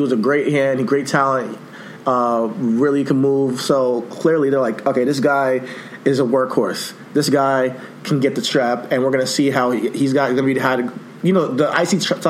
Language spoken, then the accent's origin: English; Nigeria; So he's my African brother, Ghanaian. I'm Nigerian. He's Ghanaian.